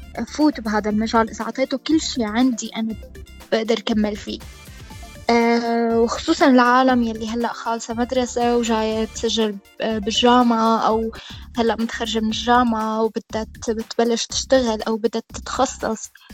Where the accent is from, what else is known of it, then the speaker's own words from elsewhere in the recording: Damascus, Damascus Governorate, Syria; moved away as an adult; also born or lived in Homs, Syria; now in Dublin, Ireland; أنا من حمص بس آه، كبرت بالشام